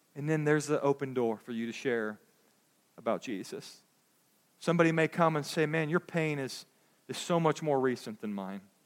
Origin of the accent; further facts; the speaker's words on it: United States; as American Christians